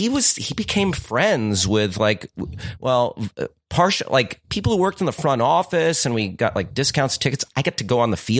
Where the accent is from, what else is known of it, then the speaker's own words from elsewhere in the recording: New Jersey, United States; I am a lifelong Minnesota Twins fan, even though I'm from New Jersey.